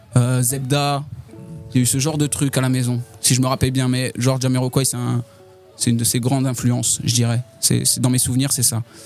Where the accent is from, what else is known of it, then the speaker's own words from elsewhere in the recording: Châlons-en-Champagne, Grand Est, France; Chalon en Champagne. C'est là euh, où je suis né.